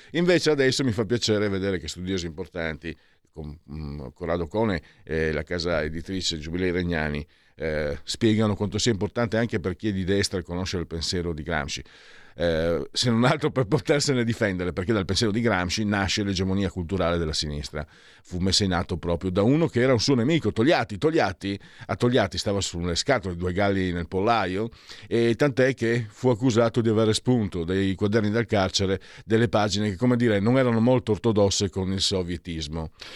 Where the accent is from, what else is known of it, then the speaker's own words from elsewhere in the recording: Italy; now in Milan, Italy; vengo dal Friuli, Veneto